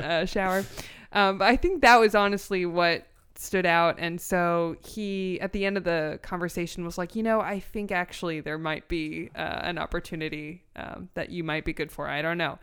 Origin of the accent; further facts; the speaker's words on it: Los Angeles, California, United States; also born or lived in Orange County; I'm from North Hollywood